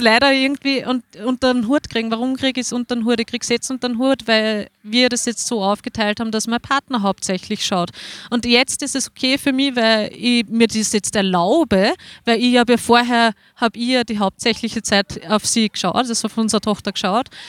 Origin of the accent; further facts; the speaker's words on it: Waldviertel, Lower Austria, Austria; Ich bin aus dem Waldviertel